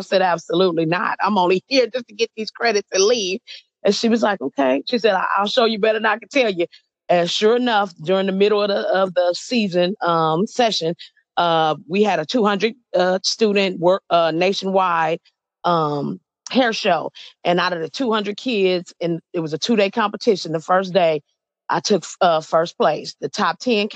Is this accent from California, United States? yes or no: yes; Los Angeles, California, United States; I'm not from the country. I'm from Los Angeles